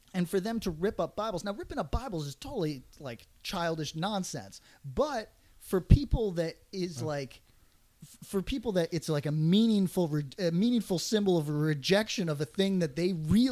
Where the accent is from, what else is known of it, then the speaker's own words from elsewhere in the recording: Northeast, United States; I'm from the Northeast.